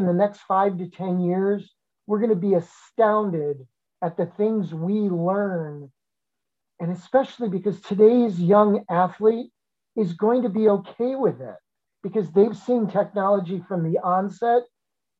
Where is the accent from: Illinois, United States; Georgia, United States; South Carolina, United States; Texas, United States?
Illinois, United States; Chicago; moved away as an adult; it was a fabulous place, my hometown